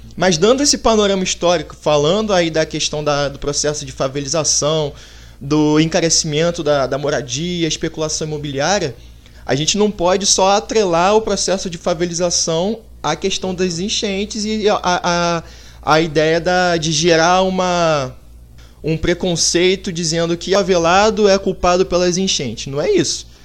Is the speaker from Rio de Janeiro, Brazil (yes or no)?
yes; Niterói, Rio de Janeiro, Brazil; A gente que vive aqui, pelo menos eu sou de Niterói